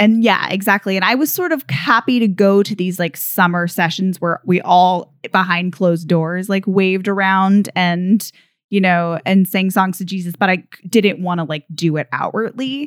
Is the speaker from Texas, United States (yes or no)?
yes; Texas, United States; I grew up in, um, in Texas, as I mentioned, and I grew up Presbyterian